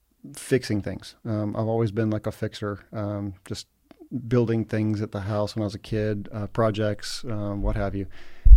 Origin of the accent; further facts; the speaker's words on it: Egypt; also born or lived in United States / Oxford, Mississippi; So I grew up in Egypt. I grew up there when I was 5 months old. I moved to Egypt from the States and went there K through 12 pretty much.